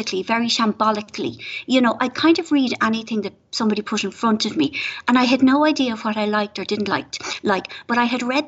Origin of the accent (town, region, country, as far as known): Ireland; moved away